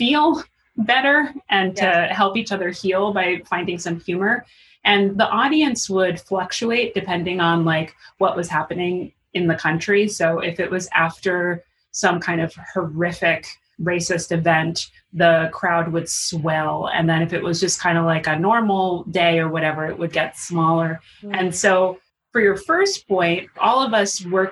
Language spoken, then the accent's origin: English; New York City, New York, United States; now in Harlem, United States; I'm from Queens